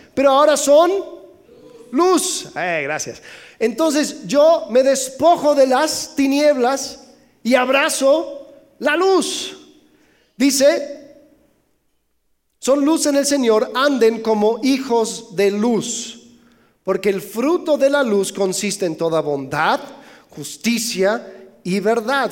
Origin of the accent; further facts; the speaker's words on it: Mexico; soy mexicano